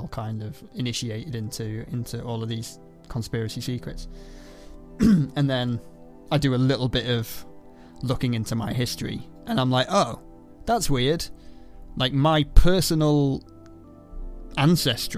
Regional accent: Ireland; I'm Irish

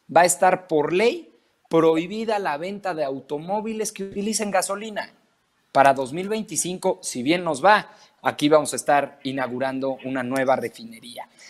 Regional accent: Mexico; como mexicano

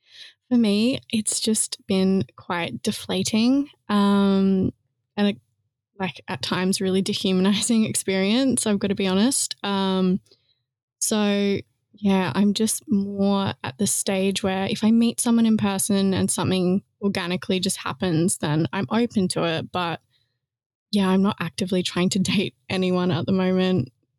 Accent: Australia; moved away as an adult; now in London, United Kingdom; I don't know if you can tell by my accent, but I'm not from here. I'm from Australia.

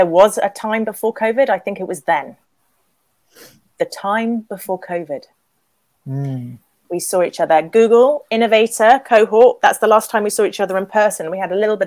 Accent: England, United Kingdom; I'm English

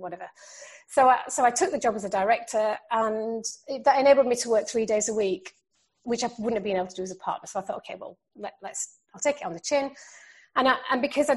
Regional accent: Yorkshire and the Humber, United Kingdom; when I grew up in South Yorkshire

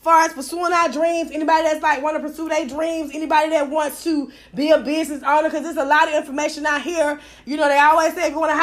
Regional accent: Atlanta, Georgia, United States; I'm from Techwood Home, baby. First project in America

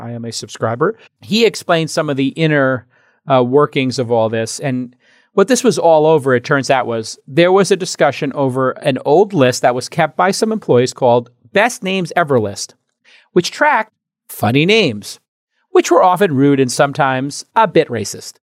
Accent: New York City, New York, United States; moved away; now my hometown, New York City

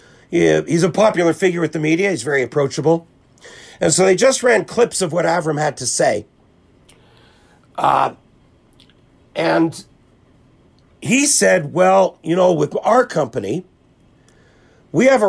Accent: Winnipeg, Manitoba, Canada; we grew up in the same neighborhood.

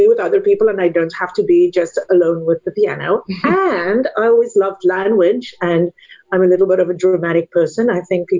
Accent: South Africa; English is a second language; moved away as an adult; now in United States; I'm from South Africa originally, and studied piano and musicology at the University of Stellenbosch

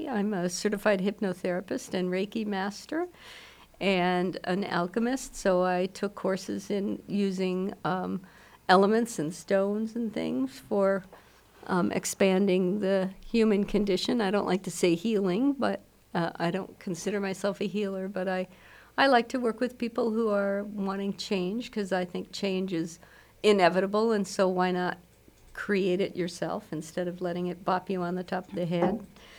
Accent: Milwaukee, Wisconsin, United States; I grew up in Milwaukee. Well, if I've grown up, I'm not sure I've done that yet.

